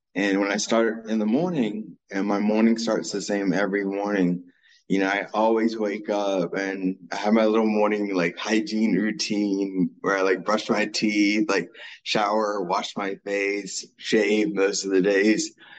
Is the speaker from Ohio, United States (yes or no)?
yes; Dayton, Ohio, United States; I was born in Dayton, Ohio